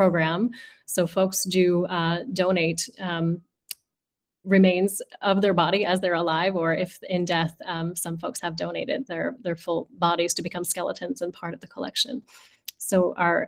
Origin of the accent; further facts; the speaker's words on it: Philadelphia, Pennsylvania, United States; I grew up in Philadelphia as well